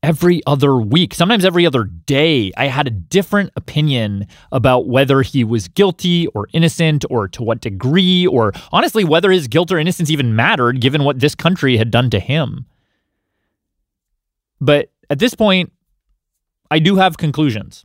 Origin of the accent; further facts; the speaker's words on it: Canada; now in United States; I was born in Canada.